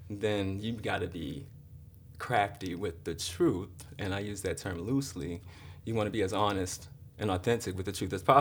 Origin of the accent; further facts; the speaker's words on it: Baltimore, Maryland, United States; moved away; also born or lived in Miami, Florida; I'm from Baltimore. You're from Baltimore. But I grew up in Miami too.